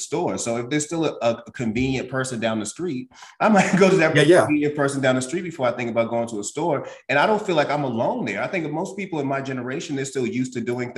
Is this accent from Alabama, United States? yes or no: no; Boston, Massachusetts, United States; now in Georgia, United States; even though I live in Georgia, I'm actually I'm born and raised in Boston.